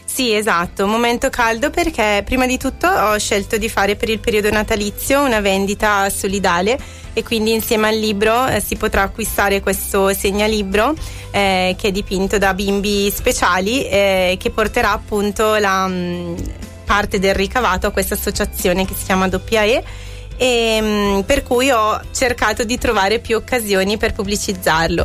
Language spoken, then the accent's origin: Italian; Scanzorosciate, Lombardy, Italy; sono andata al mio paese di nascita, Scanzorosciate